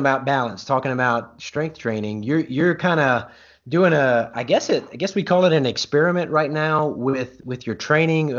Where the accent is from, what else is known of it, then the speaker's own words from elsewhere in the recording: Louisiana, United States; now in Oklahoma, United States; I'm from Louisiana originally, and I live in Oklahoma now